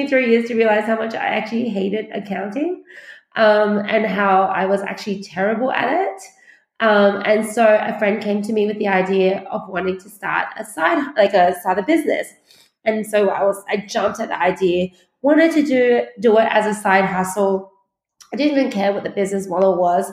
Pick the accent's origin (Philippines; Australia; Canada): Australia; also born or lived in China; We moved to Australia from China when I was 8